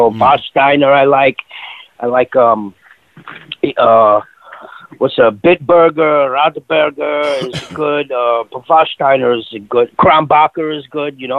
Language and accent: English; Queens, New York, United States; Yeah, there's like five thousand different countries. I think uh, Queens is like uh, the most diverse in the whole world.